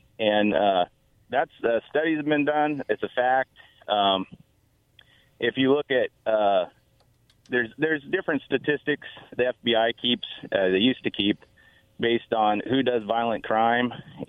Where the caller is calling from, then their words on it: Kennewick, Washington, United States; I'm calling from Kennewick.